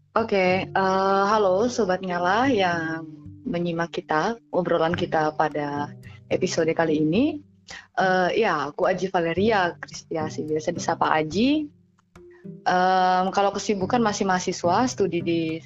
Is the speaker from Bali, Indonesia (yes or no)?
no; Karang Tunggal, Tenggarong Seberang, East Kalimantan, Indonesia; moved away as an adult; also born or lived in Yogyakarta; tempat saya di Karang Karangtunggal